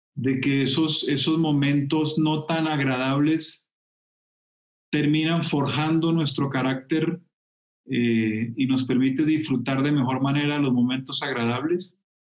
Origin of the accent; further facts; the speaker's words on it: Colombia; en mi tierra